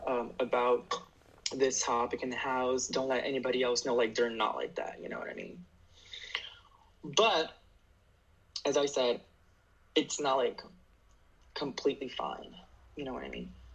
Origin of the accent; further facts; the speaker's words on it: Harrison, New Jersey, United States; I'm Brazilian, and I'm from Harrison, New Jersey.